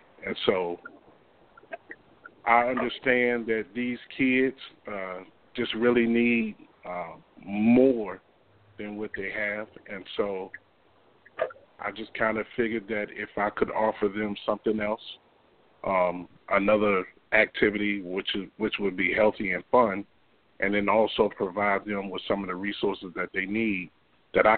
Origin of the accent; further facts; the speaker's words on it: Hampton, Virginia, United States; I was born and raised in Hampton. I've been here all my life.